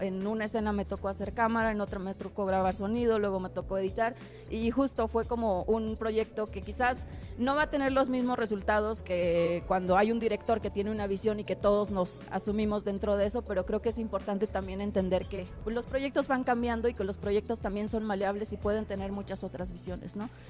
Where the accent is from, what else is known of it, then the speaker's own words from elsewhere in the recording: Durango, Mexico; soy, soy duranguense, soy norteña